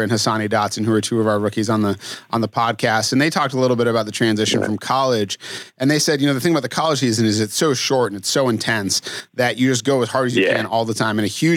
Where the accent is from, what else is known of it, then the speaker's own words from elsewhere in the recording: Massachusetts, United States; moved away as an adult; I grew up in Massachusetts. I moved here about 15 years ago now